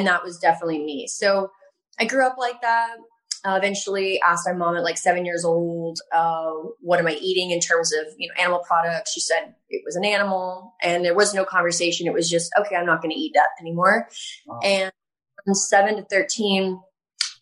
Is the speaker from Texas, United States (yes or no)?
yes; Texas, United States; So I am from Texas. I'm from a really small town in Texas. And I grew up having a really strong connection with animals